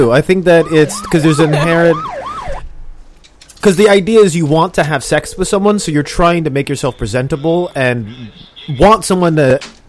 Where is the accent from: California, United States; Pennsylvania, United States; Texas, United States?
California, United States; Orange County; I'm from Orange County.